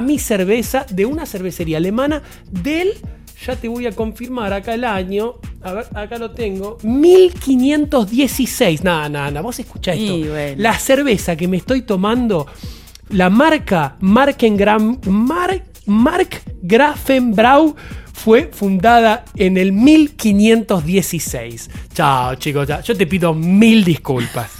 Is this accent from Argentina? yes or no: yes; Buenos Aires, Argentina; Yo nací en Buenos Aires